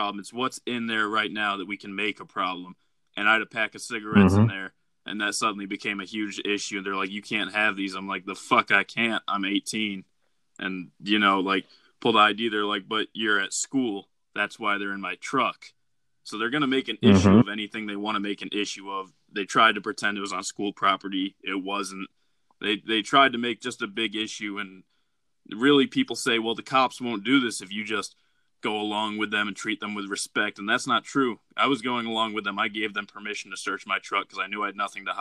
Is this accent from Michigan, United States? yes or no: yes; Detroit, Michigan, United States; I'm from Detroit.